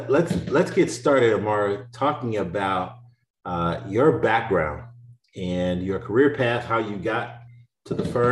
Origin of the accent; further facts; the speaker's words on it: Louisiana, United States; being from Louisiana